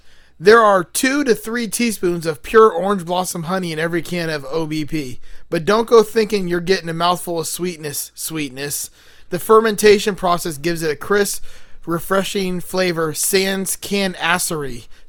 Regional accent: the South, United States; I'm from the South

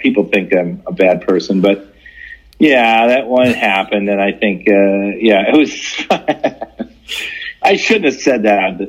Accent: Midwest, United States; I talk a little bit about growing up in the Midwest.

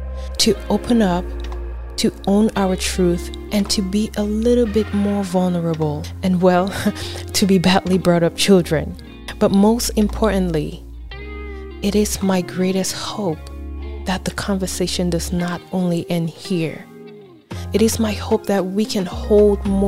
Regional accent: Cameroon; Growing up in Cameroon, Africa

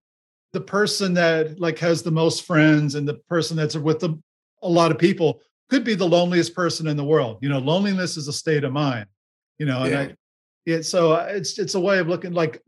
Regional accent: Miami, Florida, United States; moved away; also born or lived in Los Angeles / Bay Area; I grew up in Miami.

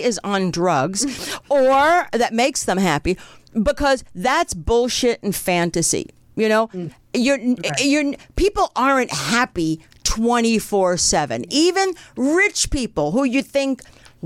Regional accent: New Jersey, United States; now in California, United States; I grew up in New Jersey

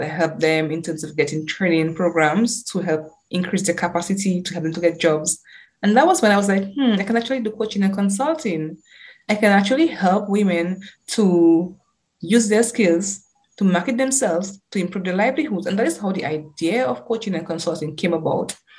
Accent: Dominica; also born or lived in United Kingdom; growing up in Dominica

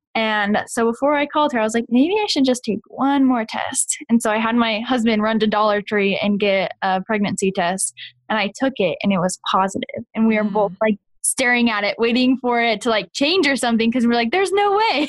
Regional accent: Kansas, United States; moved away; also born or lived in Rexburg, Idaho; I'm originally from Kansas

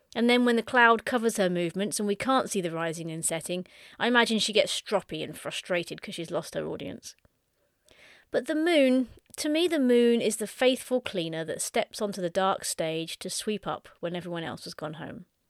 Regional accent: Suffolk, East of England, United Kingdom; I spent my latter teen years growing up in Suffolk, which is the big bump on the lower right side of the U K.

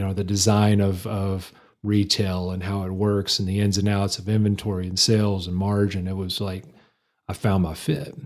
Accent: Lubbock, Texas, United States; moved away as an adult; now in Amarillo, United States; I was born and raised in Lubbock. I always claim Lubbock as my hometown

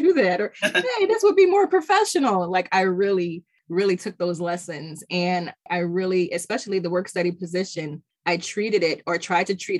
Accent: Middletown, United States; I've grown up in Middletown. I was born in Middletown

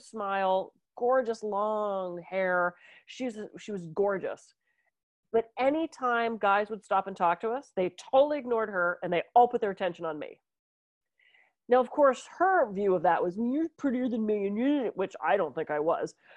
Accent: Pittsburgh, Pennsylvania, United States; When I was growing up in Pittsburgh, we used to go to the mall

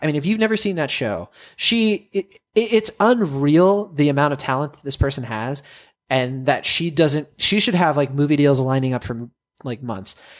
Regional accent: Worcester, Massachusetts, United States; I was, I was born in Worcester, Mass. Uh, you know, I'm from the Massachu-, from, from Massachusetts.

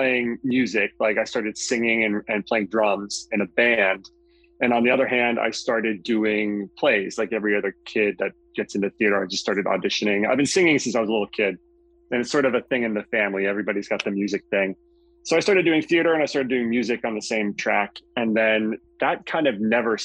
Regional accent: Westchester, New York, United States; I grew up in Westchester, right outside of New York City.

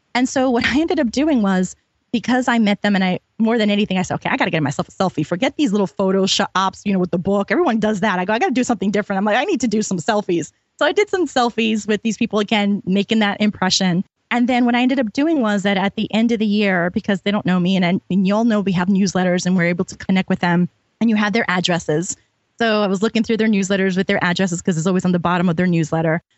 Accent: New York, United States; I'm from New York

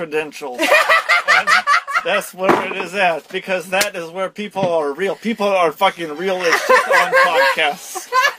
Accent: Russia; English is a second language; I'm from Russia as well.

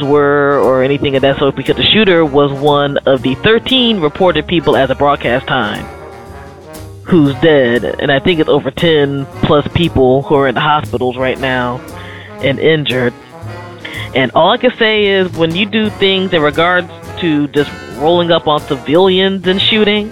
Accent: Prince George's County, Maryland, United States; I grew up around Prince George's County

